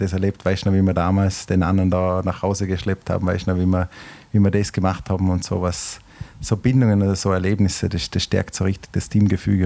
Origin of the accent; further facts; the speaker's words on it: Austria; Österreich, wo ich herkomme